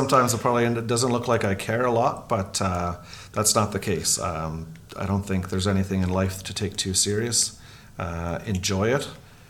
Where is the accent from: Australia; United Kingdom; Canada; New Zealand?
Canada; Kitimat, British Columbia; moved away as an adult; also born or lived in St. John's, Newfoundland / Charlottetown, Prince Edward Island / Banff, Alberta; I grew up in Kitimat, up on the northwest coast